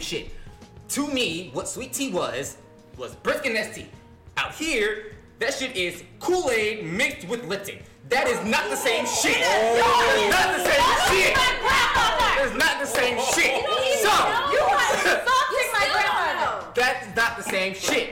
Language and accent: English; Long Beach, California, United States; moved away; I'm from Long Beach, California